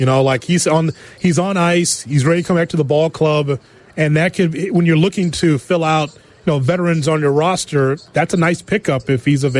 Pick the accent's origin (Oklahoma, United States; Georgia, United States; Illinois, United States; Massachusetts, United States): Illinois, United States; Chicago